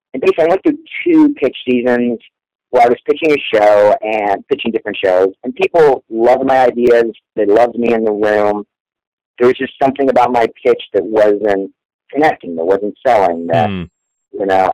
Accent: Orlando, Florida, United States; I grew up in Orlando

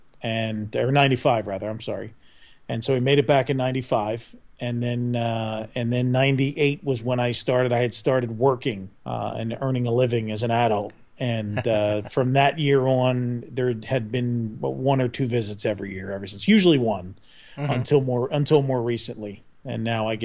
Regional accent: Philadelphia, Pennsylvania, United States; I'm Philadelphia born and raised.

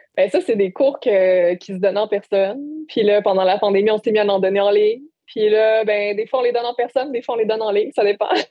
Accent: Bas-Saint-Laurent, Quebec, Canada; moved away as an adult; en revenant euh, dans ma région natale

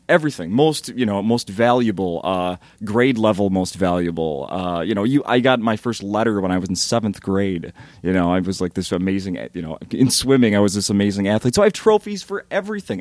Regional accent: Minnesota, United States; I'm from Minnesota and I'm Scandinavian

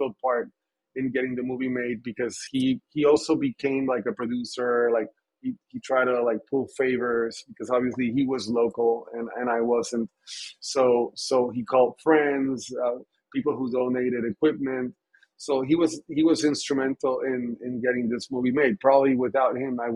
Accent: Puerto Rico; growing up in Puerto Rico

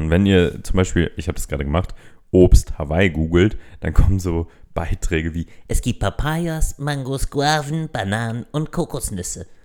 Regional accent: Berlin, Germany; Ich meine, gerade als, als äh, Berliner, wir wurden ja mal eine Zeit lang mit Pulled Pork überflutet quasi.

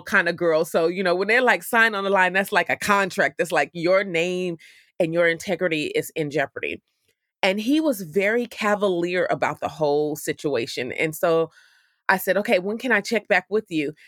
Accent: Oakland, California, United States; the city of Oakland, which is my hometown in California

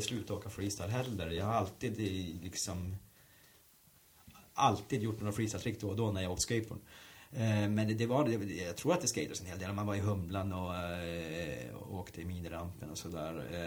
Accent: Norrbotten County, Sweden; moved away; det var bara i stort sett att ringa och säga hej, jag är en kille från Norrbotten, eh, jag skulle vilja jobba, kom ner.

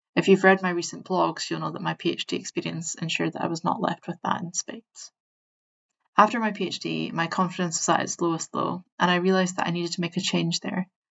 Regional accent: Scotland, United Kingdom; I'm Scottish and I speak fast

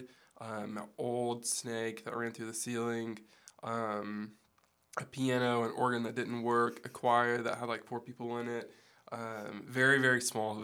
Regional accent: Greenwood, United States; I was born in Greenwood and I've lived there my whole life

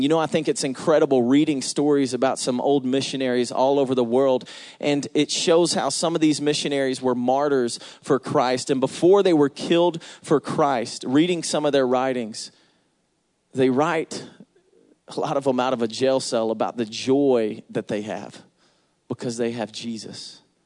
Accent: Atlanta, Georgia, United States; I'm from Atlanta

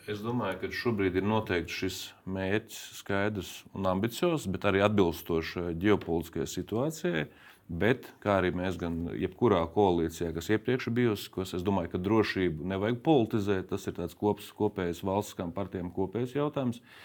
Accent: Latvia; manā dzimtajā novadā

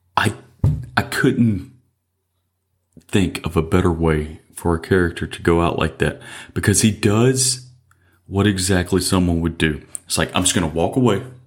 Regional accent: Mississippi, United States; I was born and raised in Mississippi.

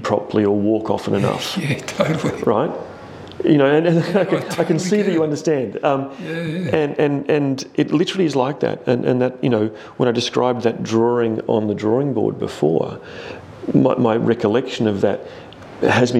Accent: Tasmania, Australia; now in Adelaide, Australia; growing up in Tasmania

